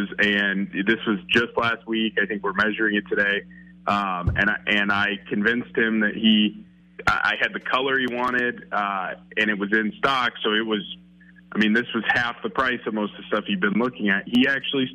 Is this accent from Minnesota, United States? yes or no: yes; Minnesota, United States; I'm Minnesotan through and through